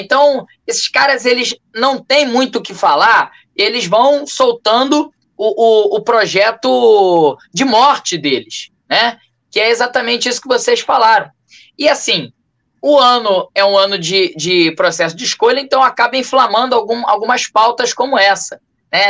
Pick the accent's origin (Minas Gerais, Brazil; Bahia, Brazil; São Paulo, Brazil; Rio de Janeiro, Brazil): Rio de Janeiro, Brazil; Sou morador do bairro de Cavalcante, nascido e criado aqui em Cavalcante, zona norte do Rio